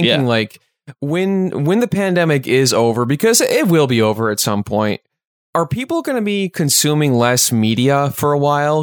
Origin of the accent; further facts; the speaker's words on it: Chicago, Illinois, United States; we're from the Chicagoland area